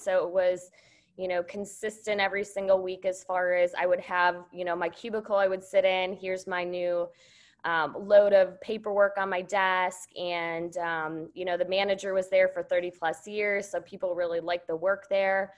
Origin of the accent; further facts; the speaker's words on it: Wisconsin, United States; I grew up in Wisconsin. So I grew up on a dairy farm